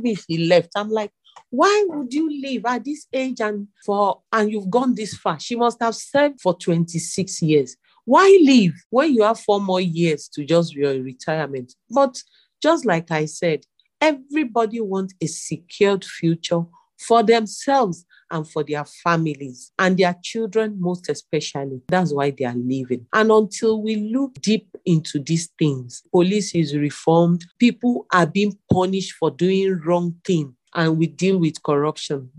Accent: Nigeria; As a Nigerian

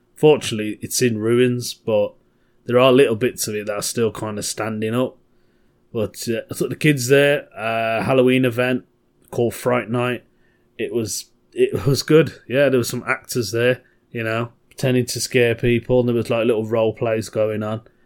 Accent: Birmingham, West Midlands, United Kingdom; from Birmingham, my home, my hometown

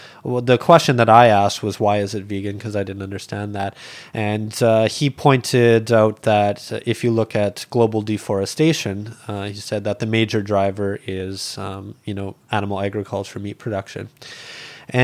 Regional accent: Alberta, Canada; like I'd seen animals be slaughtered growing up in Alberta. And, you know, like one memory I have from Alberta is when I was a small kid, we were butchering chickens.

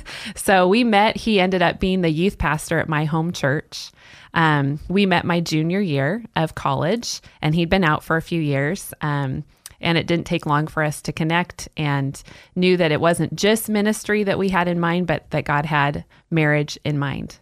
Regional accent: Salem, Oregon, United States; moved away; I'm originally from Salem, Oregon, and grew up there

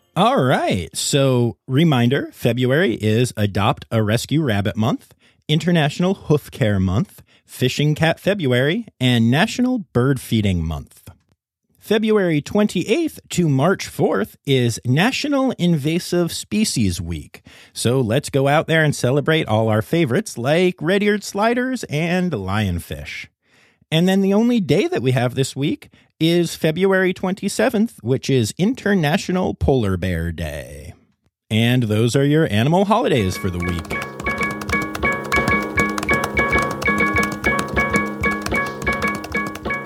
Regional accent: Cumberland County, central Pennsylvania, United States; I grew up in Cumberland County in central Pennsylvania

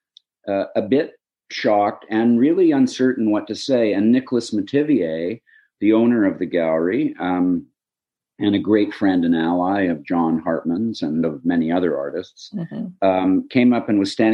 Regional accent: Hamilton, Ontario, Canada; my corner of Hamilton, where I grew up

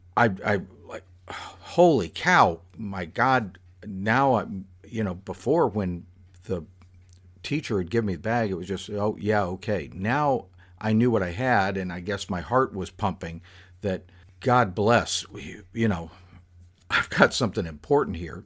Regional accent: South Florida, United States; happened to me while I was in high school. But still, it is uniquely South Florida in its nature

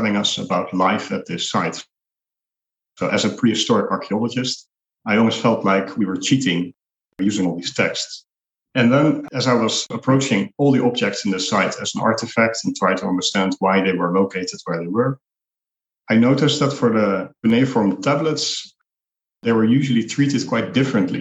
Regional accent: Netherlands; now in Nicosia, Cyprus; I'm originally from the Netherlands

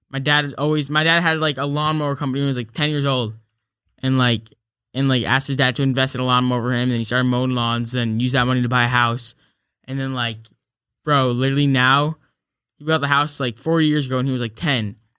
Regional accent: New York, United States; I'm from New York

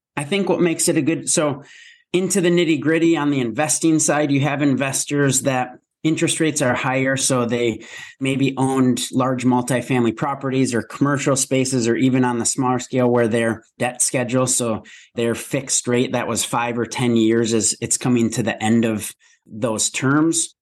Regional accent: Minnesota, United States; born and raised in Minnesota

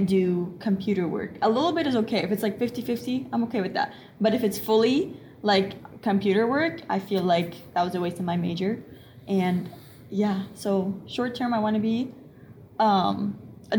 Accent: United States; also born or lived in Egypt; I was born here in Washington. And then when I was 3 years old, I moved to Egypt. I lived there for 6 years

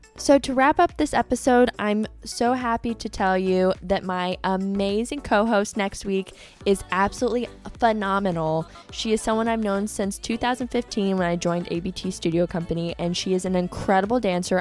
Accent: Fort Walton Beach, Florida, United States; I am from Fort Walton Beach, Florida

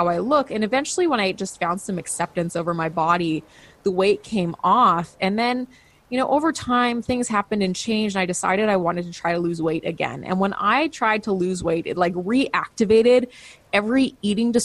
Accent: Canada; I'm a Canadian

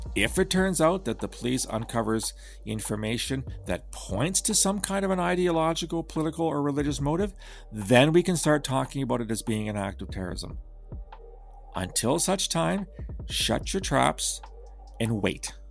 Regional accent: Canada; I'm Canadian

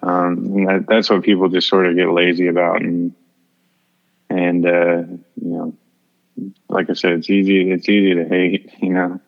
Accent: Houston, Texas, United States; I'm from Houston

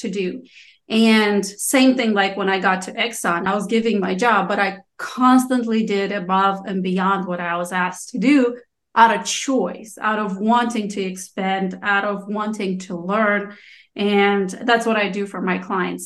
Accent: Moldova; first language Romanian; English is a second language; moved away; I'm from Moldova

